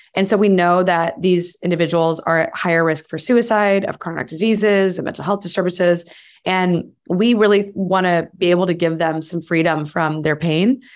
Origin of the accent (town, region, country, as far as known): United States